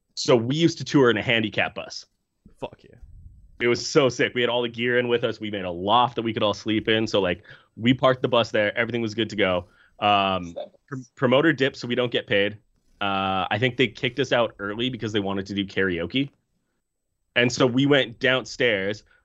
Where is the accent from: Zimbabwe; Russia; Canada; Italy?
Canada; I'm from Canada